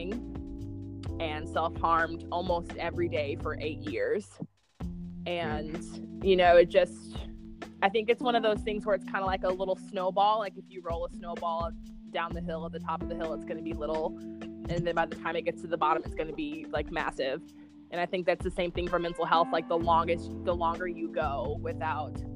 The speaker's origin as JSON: {"language": "English", "region": "North Carolina", "country": "United States", "said": "North Carolina"}